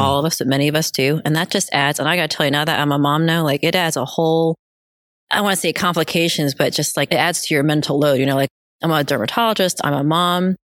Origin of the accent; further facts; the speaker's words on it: central New Jersey, United States; also born or lived in South Korea / New York City; I was actually born in Korea, South Korea. We moved here when I was two, going back a little bit before eighth grade. But fast forward to eighth grade, I was living in New Jersey, central New Jersey